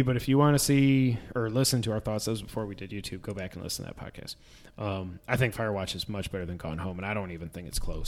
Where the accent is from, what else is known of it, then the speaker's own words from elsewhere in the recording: New York, United States; now in Tennessee, United States; We grew up in New York, but our dad's from Texas